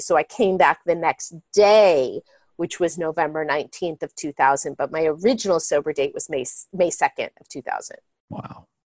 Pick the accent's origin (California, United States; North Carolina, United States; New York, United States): California, United States; Marin County; moved away as an adult; now in Los Angeles, United States; I grew up in Marin County, a very affluent community outside San Francisco where everything looks perfect